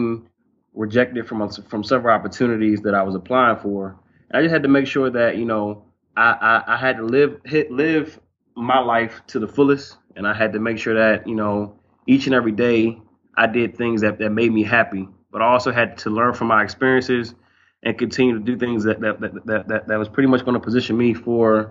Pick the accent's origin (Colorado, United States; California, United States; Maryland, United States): Maryland, United States; Silver Spring; moved away as an adult; also born or lived in North Carolina; now in Arkansas, United States; I'm from Silver Spring, Maryland. It's right outside of D.C. and Montgomery County.